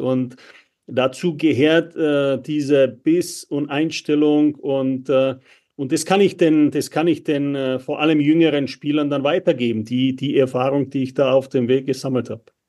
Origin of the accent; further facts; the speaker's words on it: Czechia; moved away as an adult; now in Germany; ich bin in der Tschechei aufgewachsen